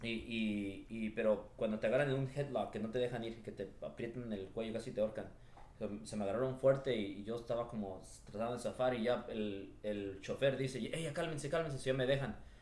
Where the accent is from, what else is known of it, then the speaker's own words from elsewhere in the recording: Los Angeles, California, United States; yo crecí en, en Echo Park, aquí en, por, el, por el centro de Los Ángeles